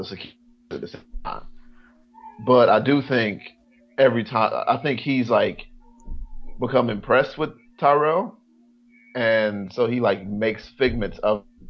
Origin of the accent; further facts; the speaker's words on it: North Carolina, United States; now in Washington, D.C., United States; I'm from North Carolina